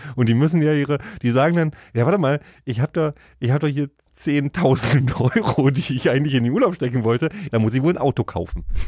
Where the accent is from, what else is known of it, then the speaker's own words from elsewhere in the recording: Berlin, Germany; wir sind halt Berliner